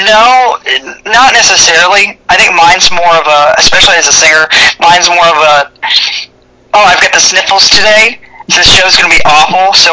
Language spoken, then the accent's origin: English; the South, United States; You know, I grew up in the South, and you know we preach thick skin here